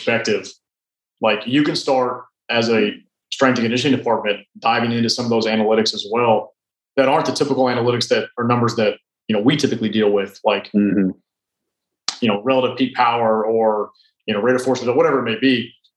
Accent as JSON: {"language": "English", "region": "Indiana", "country": "United States", "also_born_or_lived": "Nashville", "moved": "yes", "said": "I'm from Indiana"}